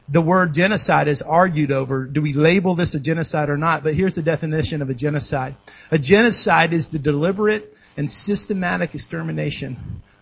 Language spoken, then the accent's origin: English; Dallas, Texas, United States; moved away as an adult; also born or lived in Kansas City; I grew up in Dallas, and I went to school in Kansas City